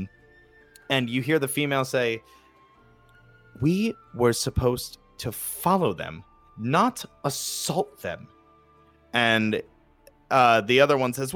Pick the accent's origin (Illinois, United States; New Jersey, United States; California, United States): New Jersey, United States; accent: Jersey; my Jersey accent